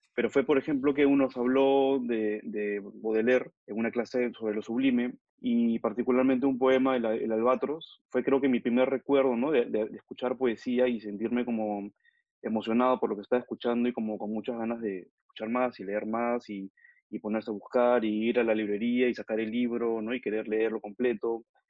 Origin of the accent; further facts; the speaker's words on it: Lima, Peru; also born or lived in Mexico; Yo nací en México, pero toda mi vida la he transcurrido en, en Perú, en Lima